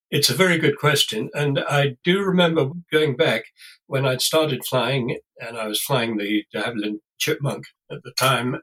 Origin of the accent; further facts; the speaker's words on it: Warwickshire, West Midlands, United Kingdom; I was brought up in Warwickshire in the centre of England.